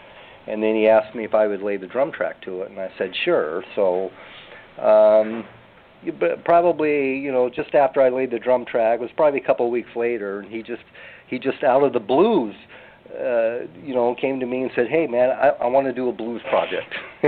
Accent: California, United States; accent: Americanized; moved away as an adult; now in Philippines; No, I was actually born and raised in California

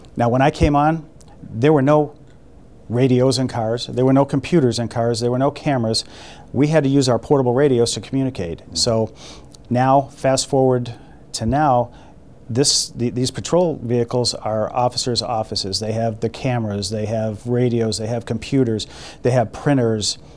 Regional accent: Boston, Massachusetts, United States; now in Toledo, United States; I grew up in in Boston.

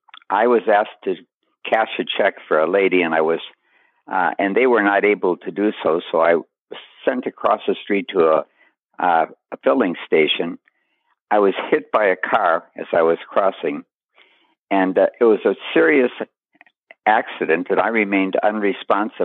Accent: Duluth, Minnesota, United States; moved away as an adult; also born or lived in Nyack, New York / Charlotte, North Carolina / Lake Worth, Florida / New York City; I'm from Duluth, Minnesota

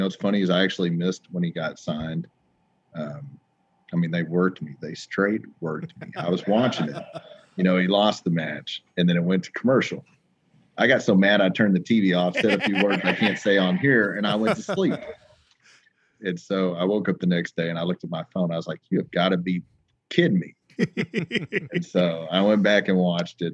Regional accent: Oklahoma, United States; It makes all of us Oklahomans proud

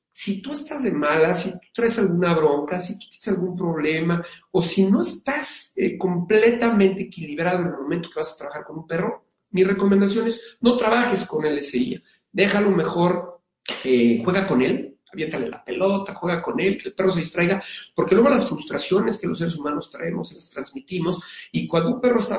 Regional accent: Mexico City, Mexico; now in Querétaro, Mexico; Eh, soy originario de la Ciudad de México, pero vivo desde hace siete en San Querétaro.

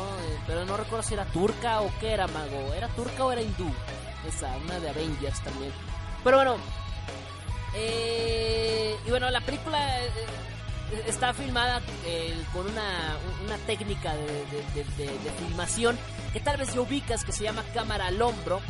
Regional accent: northern Mexico, Mexico; now in Mexico City, Mexico; soy de soy de soy del norte de México, pero radico actualmente

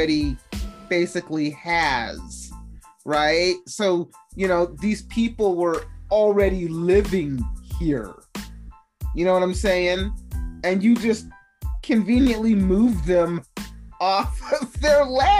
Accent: Salt Lake City, Utah, United States; accent: Utahnese; we grew up in Salt Lake City. So, I mean, when we went to elementary school, me and my sister were the only people of color in that school

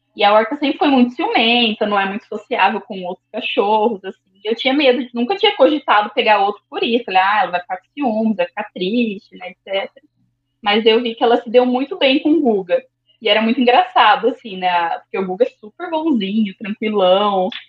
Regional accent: Londrina, Paraná, Brazil; also born or lived in Sorriso, Mato Grosso; sou de Londrina

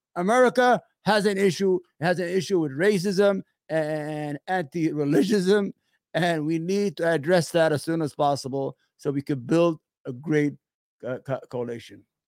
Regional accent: New York, United States; I'm from New York.

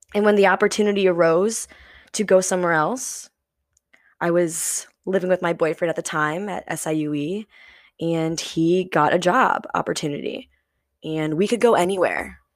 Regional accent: St. Louis, Missouri, United States; moved away as an adult; I grew up, born and raised in Saint Louis, Missouri

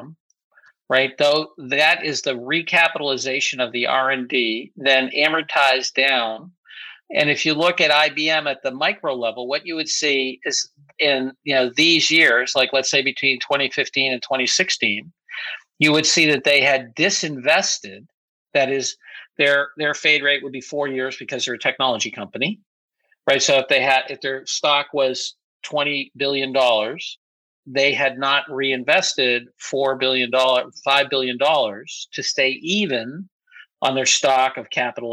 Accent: United States; as an American business person

